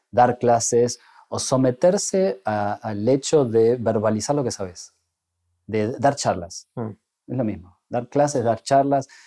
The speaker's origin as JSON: {"language": "Spanish", "town": "Bariloche", "region": "Río Negro", "country": "Argentina", "tie": "born or raised there", "also_born_or_lived": "Buenos Aires", "said": "yo me fui en la clásica este, migración que hacíamos los jóvenes de 18 años cuando cumplíamos esa edad y queríamos estudiar una carrera universitaria. Casi, casi todos mis amigos y toda la, diría que esa franja etaria de los barilochenses"}